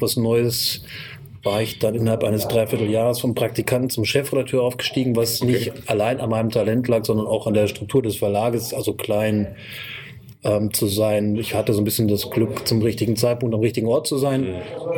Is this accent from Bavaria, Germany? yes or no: no; Kassel, Hesse, Germany; moved away as an adult; now in Göttingen, Germany; ich bin gebürtiger ähm, Nordhesse, Kasseläner sozusagen, mhm. wohne seit äh, fast 20 Jahren in Göttingen und arbeite hier